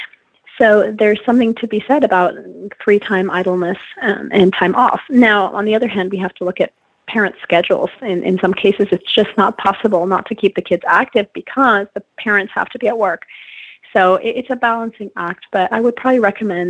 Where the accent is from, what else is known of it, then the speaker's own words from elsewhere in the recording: France; moved away as an adult; also born or lived in China; now in United States; I grew up in France and Europe, and I've lived in the U.S. For college and beyond